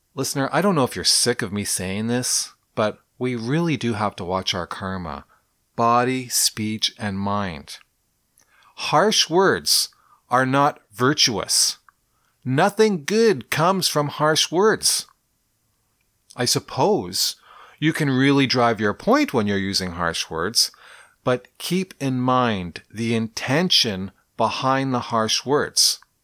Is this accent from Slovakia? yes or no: no; Canada; I'm a Canadian, eh? That's my culture anyways